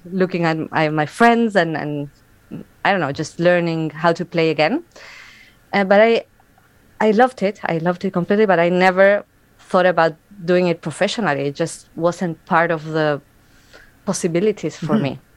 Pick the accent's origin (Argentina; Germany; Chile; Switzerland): Argentina; moved away as an adult; also born or lived in United States; now in Winnipeg, Canada; I am from Argentina. I was born there and I grew up there